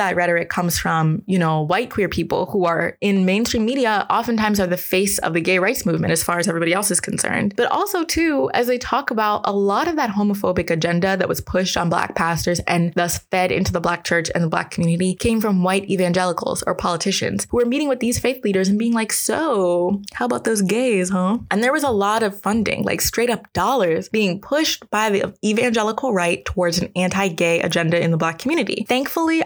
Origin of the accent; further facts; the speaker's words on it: Maryland, United States; I am from Maryland